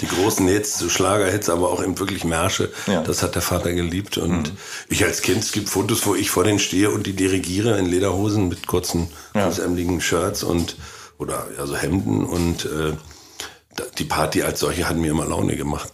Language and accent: German; former GDR, Mecklenburg-Vorpommern, Germany; moved away; direkt aus meinem Heimatort